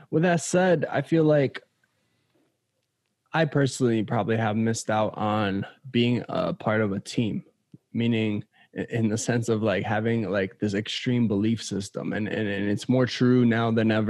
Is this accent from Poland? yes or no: yes; Poland; also born or lived in United States; growing up in Poland and growing up in the States, it's just two completely different cultures.